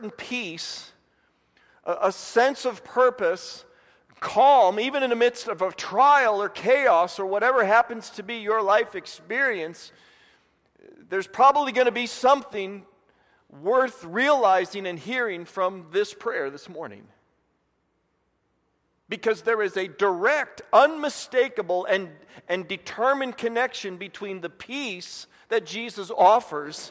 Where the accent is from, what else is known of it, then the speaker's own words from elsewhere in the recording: Indiana, United States; moved away as an adult; also born or lived in Dallas, Texas; I was from Indiana